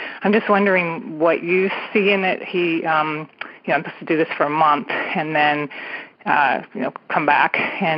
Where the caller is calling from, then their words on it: California, United States; And I'm calling from San Francisco Bay Area, about 2 miles from Patty earlier